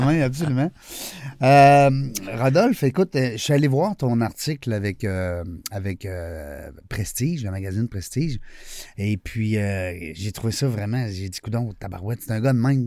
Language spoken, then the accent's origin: French; Quebec, Canada; on est, on est le, seul, le seul coin de pays euh, qui parle français